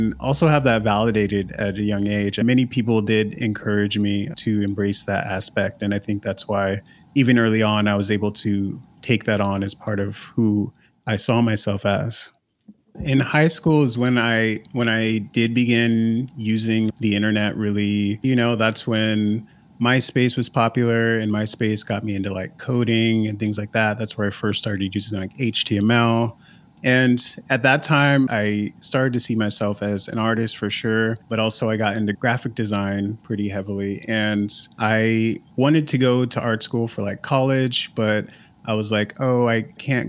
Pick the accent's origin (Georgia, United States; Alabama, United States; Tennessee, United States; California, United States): California, United States; Pasadena; I grew up in Pasadena, California